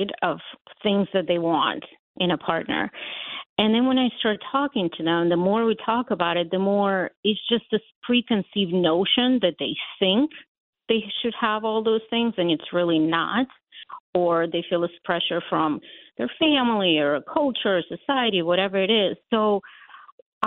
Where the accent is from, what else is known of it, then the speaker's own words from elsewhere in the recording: Latvia; English is a second language; also born or lived in Ukraine; now in United States; I was born in Ukraine, but we lived in the Baltics in Latvia